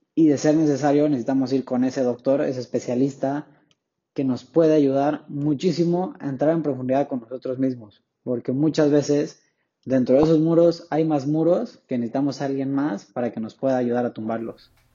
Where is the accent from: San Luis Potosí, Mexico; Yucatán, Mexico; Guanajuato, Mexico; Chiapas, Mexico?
Chiapas, Mexico; Tapachula; soy originario de Tapachula, Chiapas, hasta el sur de México